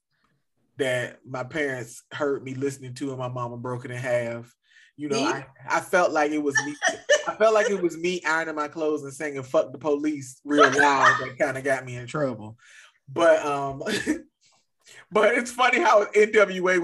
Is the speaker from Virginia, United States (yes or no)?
yes; Southeast Virginia, United States; I'm from Southeast Virginia. This is pretty much country.